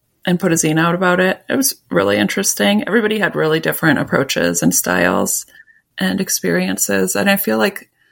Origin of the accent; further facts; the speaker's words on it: Minneapolis, Minnesota, United States; moved away; also born or lived in Vermont / rural Ohio / Pittsburgh; I grew up in Minneapolis